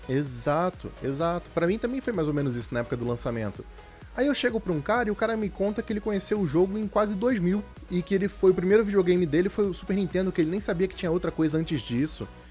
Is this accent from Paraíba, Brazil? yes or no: no; Rio de Janeiro, Brazil; now in São Paulo, Brazil; Quando eu mudei para São Paulo, eu sou do Rio de Janeiro